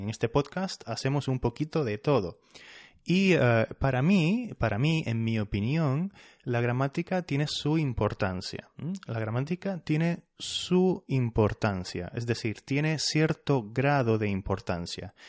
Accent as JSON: {"language": "Spanish", "region": "Canary Islands", "country": "Spain", "said": "soy de las Islas, de las islas Canarias"}